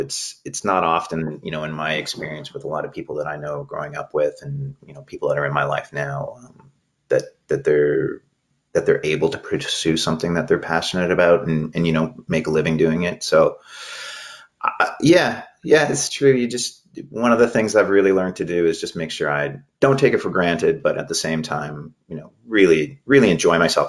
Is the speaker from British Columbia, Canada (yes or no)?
yes; Maple Ridge, British Columbia, Canada; also born or lived in Toronto / Vancouver; I grew up in Maple Ridge, uh, and then I was in Toronto at the beginning uh, for 2003 to 2005, and then I've been back in Vancouver since then